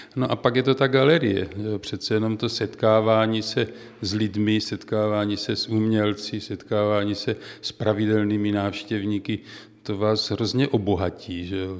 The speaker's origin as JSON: {"language": "Czech", "town": "Prostějov", "region": "Olomouc Region", "country": "Czechia", "tie": "born or raised there", "also_born_or_lived": "Třebíč / České Budějovice / Hluboká nad Vltavou", "accent": "Moravian", "moved": "yes", "lives_now": "near Prague, Czech Republic", "said": "Já jako určitě to poznáte podle toho přízvuku, jsem Moravák. Já jsem prošel celou republiku od Prostějova, kde jsem se narodil, přes Olomouc, Třebíč, České Budějovice, hlubokou nad Vltavou"}